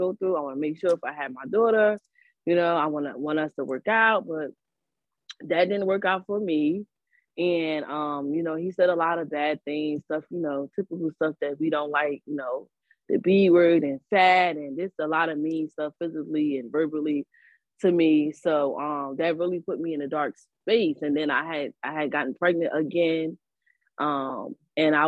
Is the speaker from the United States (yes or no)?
yes; Newark, New Jersey, United States; I'm from Newark.